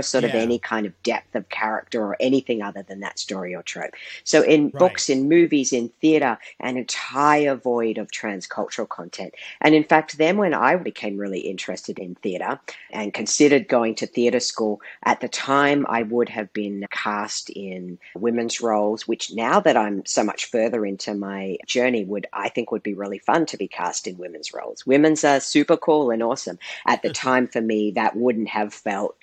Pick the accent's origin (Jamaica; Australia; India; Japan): Australia; I grew up in Australia, and despite growing up in the third largest city